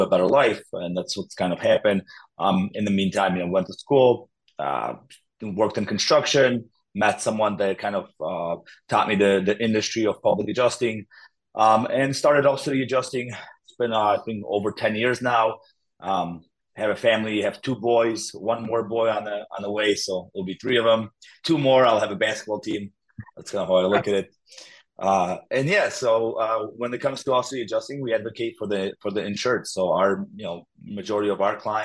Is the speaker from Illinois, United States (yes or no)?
yes; Illinois, United States; also born or lived in Poland; now in Crown Point, United States; Grew up in Illinois.